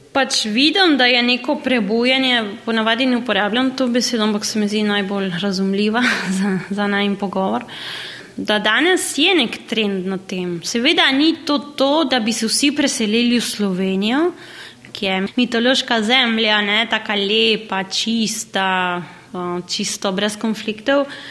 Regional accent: Argentina; moved away as an adult; now in Slovenia; rodila sem se v Argentini

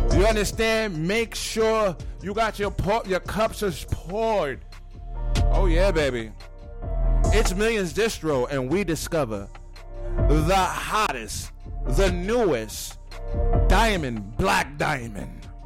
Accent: New York City, New York, United States; I'm from Brooklyn

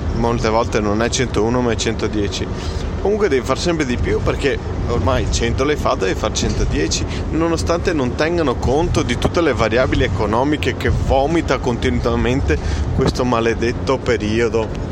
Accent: Italy; noi italiani

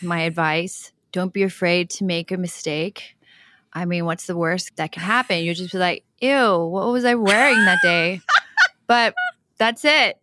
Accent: Hong Kong; moved away; I grew up in Hong Kong

